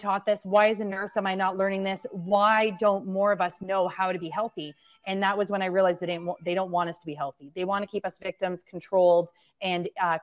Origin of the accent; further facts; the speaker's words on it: London, Ontario, Canada; London as well, my hometown